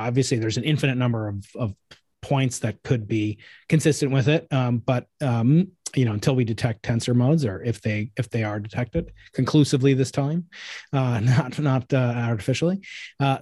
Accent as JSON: {"language": "English", "region": "New York", "country": "United States", "tie": "born or raised there", "moved": "yes", "said": "my home state of New York"}